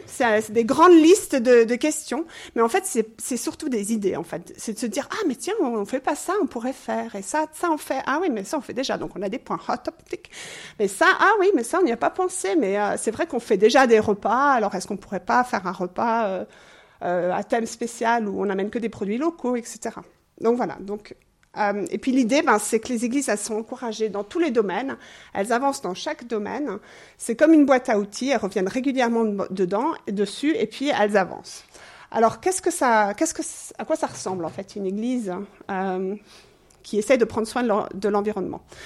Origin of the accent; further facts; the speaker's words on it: England, United Kingdom; now in Switzerland; je suis anglaise d'origine